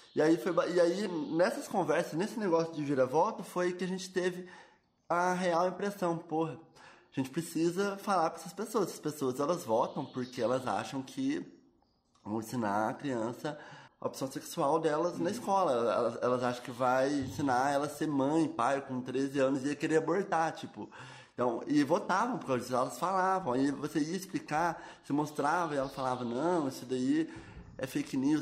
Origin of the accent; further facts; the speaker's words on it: Itajubá, Minas Gerais, Brazil; Nasci aqui em Itajubá. Nos dois primeiros anos eu morei em Fimboreira, que é uma cidade próxima aqui, no interior de Minas também. E aí, é, desde os meus dois anos eu moro no bairro do Reborgeon, aqui em Itajubá.